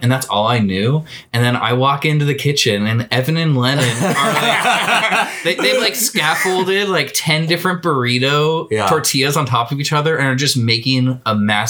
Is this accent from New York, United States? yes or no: no; Portland, Oregon, United States; growing up in Southwest Portland